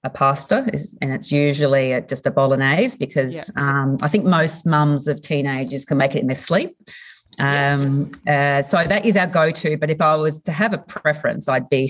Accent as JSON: {"language": "English", "town": "Warrnambool", "region": "Victoria", "country": "Australia", "tie": "born or raised there", "moved": "yes", "said": "I grew up in Warrnambool in southwest Victoria, so on the coast, windy nice."}